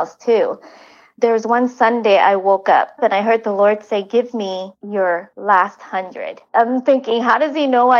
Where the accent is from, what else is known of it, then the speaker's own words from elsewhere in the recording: Vietnam; moved away; I was from Vietnam.